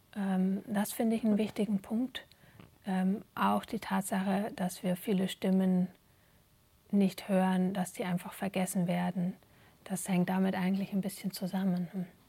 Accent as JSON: {"language": "German", "country": "Germany", "tie": "born or raised there", "moved": "as an adult", "lives_now": "Belgium", "said": "selber aufgewachsen in Deutschland"}